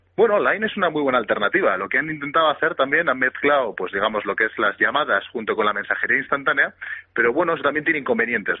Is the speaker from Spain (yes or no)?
yes; Bilbao, Basque Country, Spain; somos todos de Bilbao, somos todos vascos